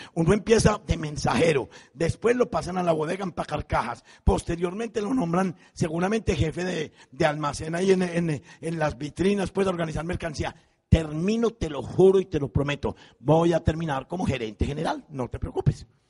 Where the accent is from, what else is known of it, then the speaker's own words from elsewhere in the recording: Envigado, Antioquia, Colombia; moved away; yo me fui con eso para mi pueblo, para Envigado